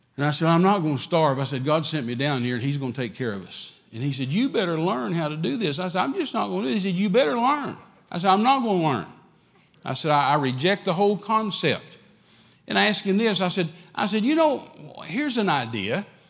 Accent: West Texas, United States; I'm from West Texas.

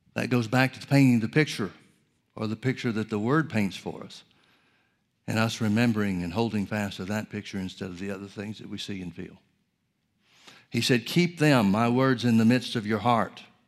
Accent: Alabama, United States; also born or lived in Oklahoma; now in California, United States; I grew up in Alabama and spent several years in Oklahoma.

